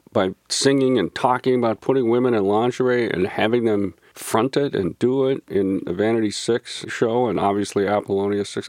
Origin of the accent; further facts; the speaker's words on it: St. Louis Park, Minnesota, United States; growing up in Saint Louis Park